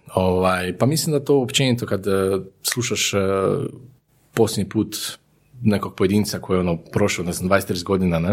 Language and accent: Croatian; Zagreb, City of Zagreb, Croatia; moved away as an adult; now in Vinkovci, Croatia; rođen u Zagrebu i roditelji sam iz Zagreba, ali sam evo prije nekih 11 godina preselio u Slavoniju, to jest u, u Vinkovce